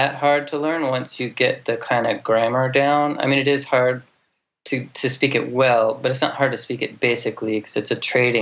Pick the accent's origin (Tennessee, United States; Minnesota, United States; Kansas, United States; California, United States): Minnesota, United States; I grew up in Minnesota in a little town on the Mississippi River